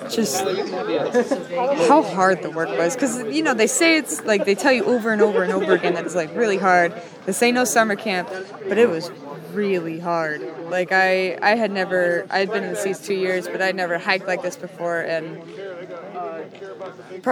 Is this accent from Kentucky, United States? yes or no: no; Mammoth Lakes, California, United States; moved away; also born or lived in Fresno / San Luis Obispo; I am originally from Mammoth Lakes in Fresno, but I reside in the San Luis Obispo Center